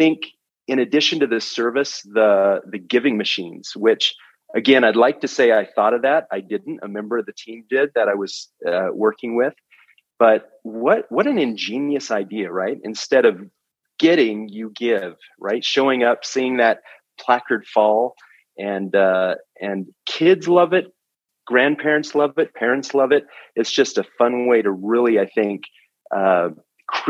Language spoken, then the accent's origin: English; Montana, United States; now in Provo, United States; I live in Provo. I'm originally from Montana